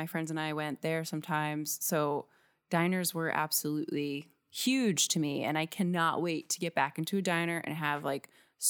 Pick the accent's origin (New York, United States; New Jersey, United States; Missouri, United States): New Jersey, United States; I mean, I'm from Northern New Jersey, and there are just so many diners.